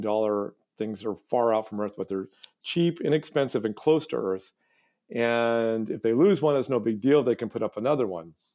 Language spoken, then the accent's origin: English; Hancock County, rural Maine, United States; moved away as an adult; also born or lived in Midwest / Massachusetts; I, I grew up in rural Maine, sort of Hancock County